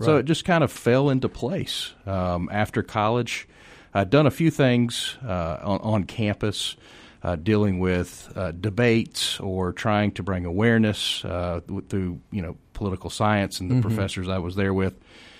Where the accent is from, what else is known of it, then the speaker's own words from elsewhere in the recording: West Cobb County, Georgia, United States; also born or lived in Decatur; I was born over in Decatur and grew up in West Cobb County.